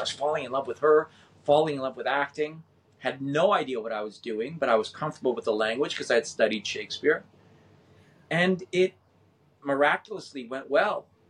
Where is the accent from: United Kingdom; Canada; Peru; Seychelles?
Canada; Winnipeg, Manitoba; moved away; I was born in Winnipeg, Manitoba